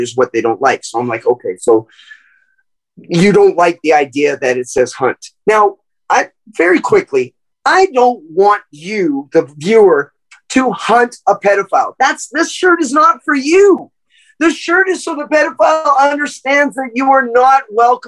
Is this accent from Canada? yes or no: yes; Canada; I'm from Canada